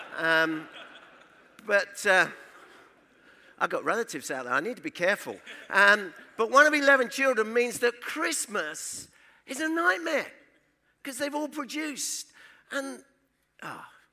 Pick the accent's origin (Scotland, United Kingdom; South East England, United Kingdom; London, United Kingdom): London, United Kingdom; now in Rugby, United Kingdom; I was born in the East End of London in a place called Hackney. I was born under the sound of Bo Bells.